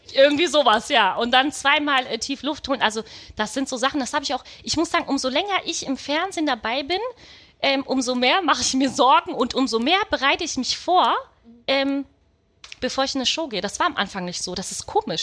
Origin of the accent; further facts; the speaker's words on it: Düsseldorf, North Rhine-Westphalia, Germany; ich bin äh, tatsächlich in Düsseldorf geboren.